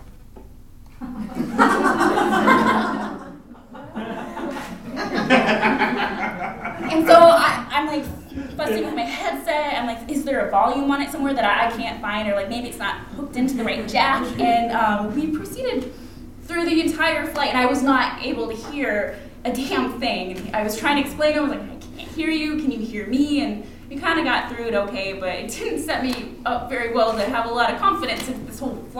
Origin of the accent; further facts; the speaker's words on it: Anchorage, Alaska, United States; Growing up in Anchorage, Alaska, it was pretty common to have pilots around